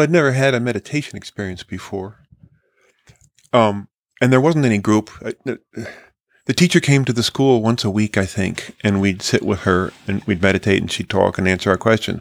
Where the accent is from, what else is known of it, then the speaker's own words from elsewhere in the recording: California, United States; growing up in California in the sixties and seventies